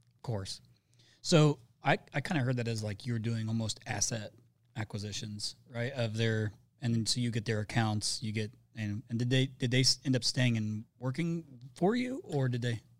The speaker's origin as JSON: {"language": "English", "region": "Indiana", "country": "United States", "tie": "born or raised there", "said": "I'm from Indiana"}